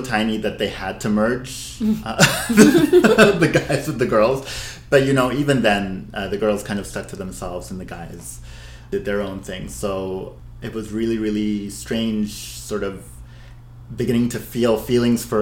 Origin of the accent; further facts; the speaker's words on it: Abu Dhabi, United Arab Emirates; I'm ethnically Syrian-Lebanese, born and raised in Abu Dhabi